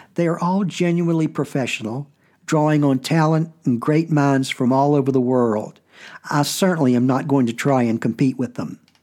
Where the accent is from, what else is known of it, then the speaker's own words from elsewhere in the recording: United States; as an American